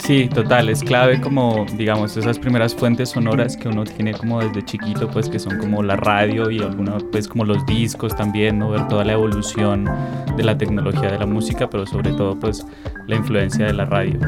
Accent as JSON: {"language": "Spanish", "town": "Pasto", "region": "Nariño", "country": "Colombia", "tie": "born or raised there", "said": "yo nací en la ciudad de Pasto, en el suroccidente colombiano."}